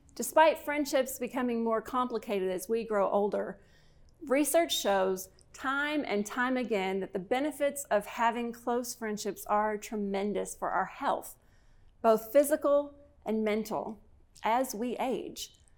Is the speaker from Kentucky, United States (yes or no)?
yes; Kentucky, United States; my home state of Kentucky